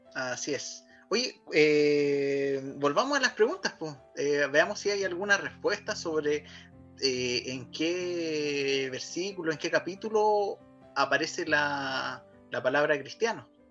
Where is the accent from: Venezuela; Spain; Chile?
Chile; somos chilenos